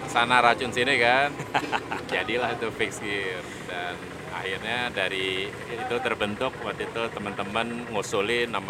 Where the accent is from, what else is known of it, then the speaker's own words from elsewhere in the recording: Jakarta, Indonesia; Kemudian dulu gue kan uh, gede di Melawai Raya, okay. depan Blok M.